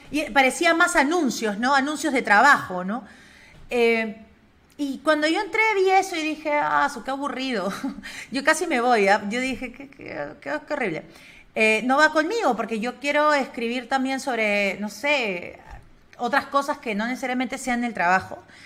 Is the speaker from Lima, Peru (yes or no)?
yes; Lima, Peru; also born or lived in Spain; yo soy limeña, soy de la capital